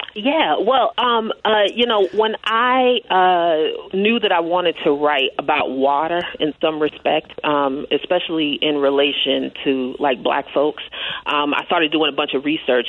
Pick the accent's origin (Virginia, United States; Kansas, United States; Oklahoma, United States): Kansas, United States; Kansas City; I'm from Kansas City, Kansas